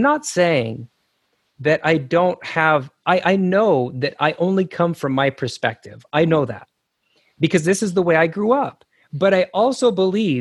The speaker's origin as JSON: {"language": "English", "region": "Idaho", "country": "United States", "tie": "born or raised there", "said": "I grew up in Idaho"}